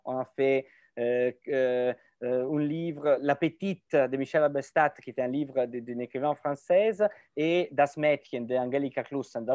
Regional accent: Italy; French is a second language; en tant qu'Italien

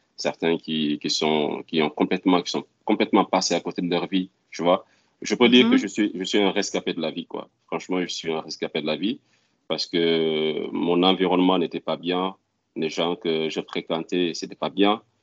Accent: Ziguinchor, Senegal; moved away as an adult; also born or lived in Dakar, Senegal / Morocco; now in Houston, United States; je suis né à Ziguinchor, dans un quartier du nom de Cadior

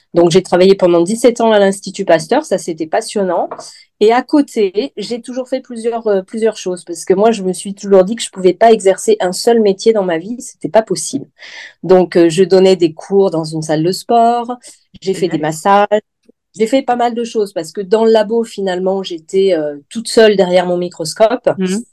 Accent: Lyon, Auvergne-Rhône-Alpes, France; moved away as an adult; also born or lived in Nouméa, New Caledonia; now in Vence, France; Je suis lyonnaise à la base et je voulais pas retourner à Lyon

